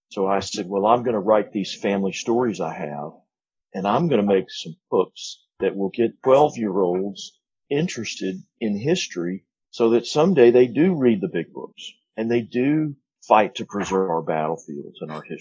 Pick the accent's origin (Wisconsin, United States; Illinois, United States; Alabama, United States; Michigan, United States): Alabama, United States; North; now in Indiana, United States; first, I'm from North Alabama, but I live in Indiana. My life has revolved around up and down I 65